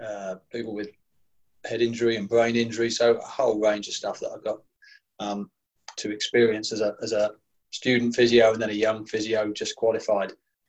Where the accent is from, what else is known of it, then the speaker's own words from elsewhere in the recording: Essex, East of England, United Kingdom; I was certainly a teenager growing up in Essex